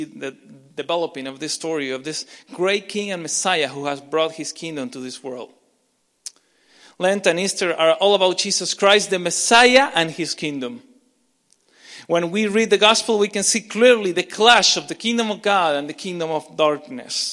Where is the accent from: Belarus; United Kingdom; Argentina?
Argentina; English is a second language; now in Canada; I'm not Canadian, I'm Argentinian